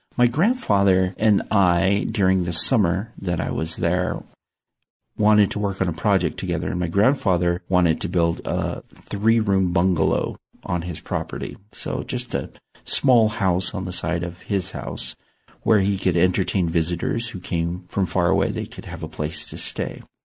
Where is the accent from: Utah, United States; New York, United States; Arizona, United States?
Utah, United States; Salt Lake City; also born or lived in Tonga; I grew up in Salt Lake City, Utah, which is desert